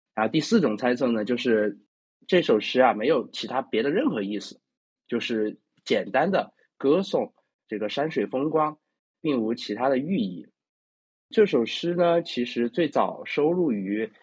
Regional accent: Chengdu, Sichuan, China; 我是成都人

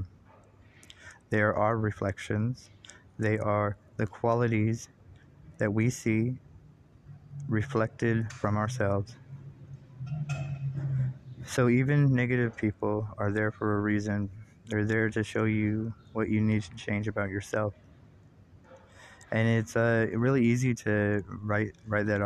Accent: United States; as an American

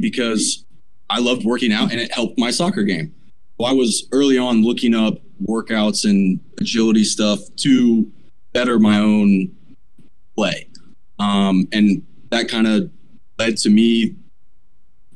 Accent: Pensacola, Florida, United States; I was born and raised in Pensacola

